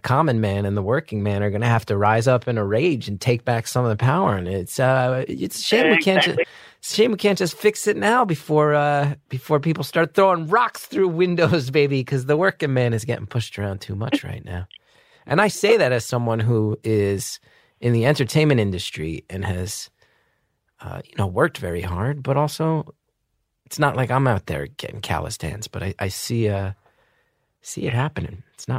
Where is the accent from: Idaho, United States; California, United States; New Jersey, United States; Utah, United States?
New Jersey, United States; Well, it's a shame that my home state, my beloved home state of New Jersey, has come to represent all this tension and stress for you.